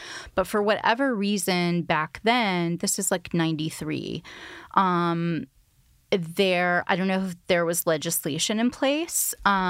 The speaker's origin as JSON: {"language": "English", "region": "Texas", "country": "United States", "said": "So I'm from Texas"}